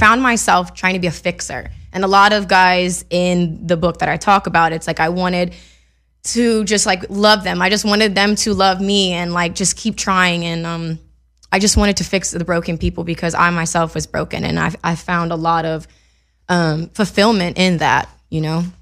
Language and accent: English; Mississippi, United States; now in Los Angeles, United States; growing up in Mississippi